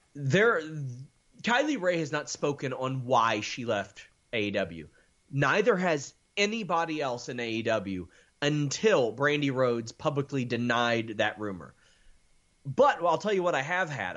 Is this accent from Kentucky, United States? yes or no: yes; Maysville, Kentucky, United States; I'm from Maysville, Kentucky.